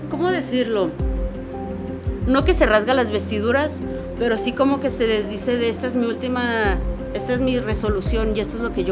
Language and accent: Spanish; Tijuana, Baja California, Mexico; soy de Tijuana